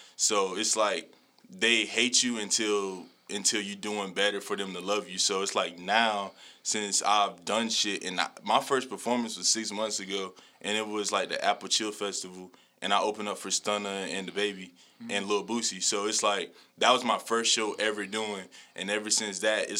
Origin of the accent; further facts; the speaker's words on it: Colombia; Because, like, I get more love outside of Colombia than in Colombia. To this day, I'm from Colombia. I never performed in Colombia